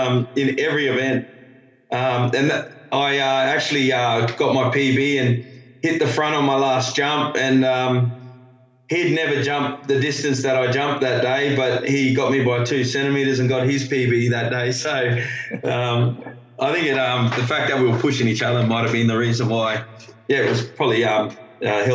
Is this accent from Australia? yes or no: yes; Darwin, Northern Territory, Australia; growing up in Darwin